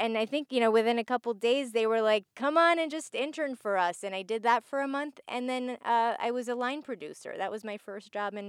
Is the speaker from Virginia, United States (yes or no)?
yes; Virginia Beach, Virginia, United States; also born or lived in Cleveland; I was born and partly raised in Virginia Beach, Virginia. And I ended up moving to Cleveland, Ohio for